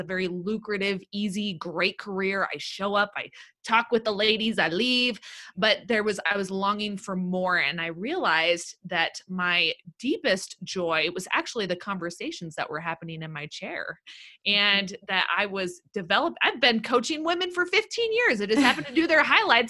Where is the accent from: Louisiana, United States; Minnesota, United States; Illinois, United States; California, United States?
California, United States; Los Angeles; I'm born and raised in Los Angeles, California